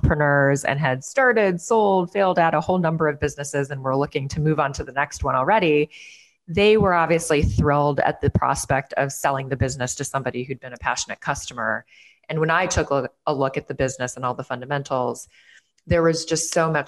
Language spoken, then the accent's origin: English; Chicago, Illinois, United States; moved away as an adult; also born or lived in New York City; my hometown of Chicago